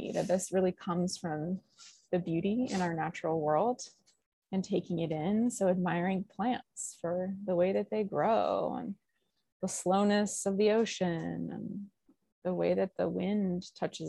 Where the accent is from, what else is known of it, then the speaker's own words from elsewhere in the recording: Colorado, United States; now in Hawaii, United States; I'm from Colorado originally.